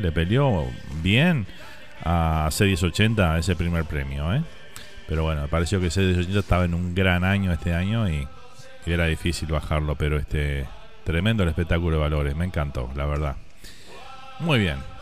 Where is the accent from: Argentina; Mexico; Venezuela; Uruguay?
Uruguay; now in Miami, United States